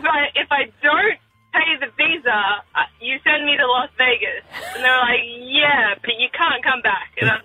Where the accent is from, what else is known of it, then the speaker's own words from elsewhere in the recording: Australia; also born or lived in United States; So I was originally born in America, but I moved over when I was three. Mm-hmm. So, you know, Australia is my home. I was a permanent resident.